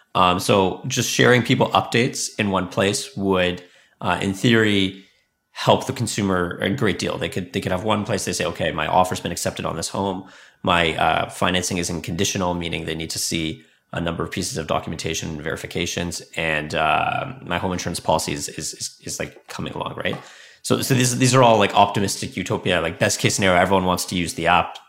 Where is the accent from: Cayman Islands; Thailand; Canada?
Canada; also born or lived in Silicon Valley, United States; I'm from Canada, but I spent five years in Silicon Valley